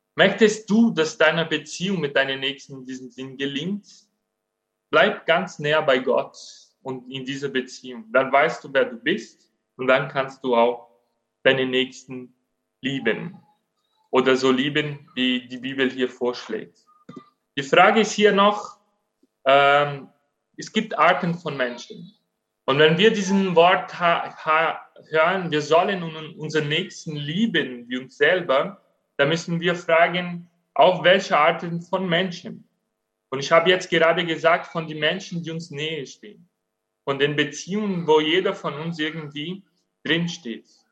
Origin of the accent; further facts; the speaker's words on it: Brazil; German is a second language; now in Germany; Ich bin Brasilianer